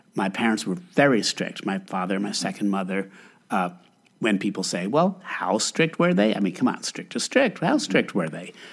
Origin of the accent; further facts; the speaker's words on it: Albany, New York, United States; I grew up in Albany, New York